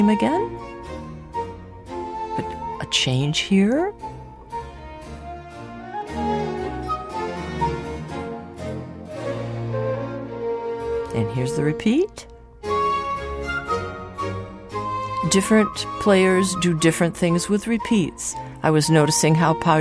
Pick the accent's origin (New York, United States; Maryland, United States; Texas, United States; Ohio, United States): New York, United States; Ithaca; I grew up in Ithaca, New York